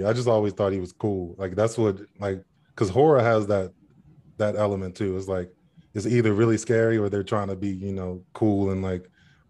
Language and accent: English; Baltimore, Maryland, United States; moved away as an adult; now in Los Angeles, United States; I'm from Baltimore originally.